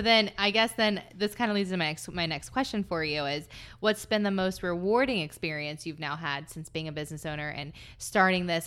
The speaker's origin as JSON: {"language": "English", "region": "Southern Ohio", "country": "United States", "tie": "born or raised there", "moved": "yes", "lives_now": "Columbus, United States", "said": "I grew up in Southern Ohio where there were all these hills"}